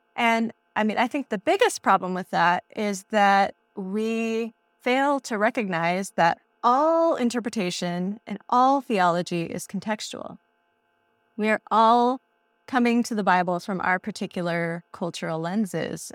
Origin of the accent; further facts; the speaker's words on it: United States; we read that as Americans